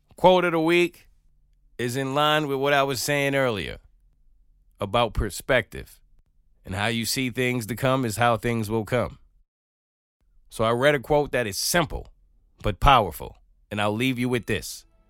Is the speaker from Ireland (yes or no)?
no; New York, United States; moved away as an adult; now in Atlanta, United States; as a New Yorker